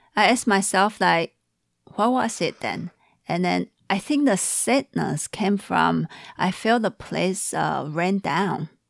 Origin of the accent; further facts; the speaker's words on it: Taiwan; now in Seattle, United States; from Taiwan, but in Seattle.